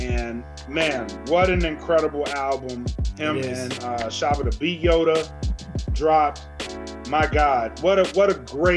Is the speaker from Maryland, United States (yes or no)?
no; Louisiana, United States; I'm from Louisiana